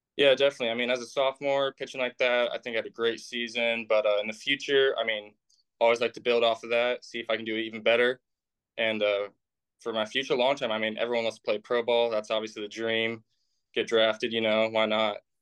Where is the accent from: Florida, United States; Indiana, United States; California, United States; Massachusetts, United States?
Indiana, United States; I'm from Indiana.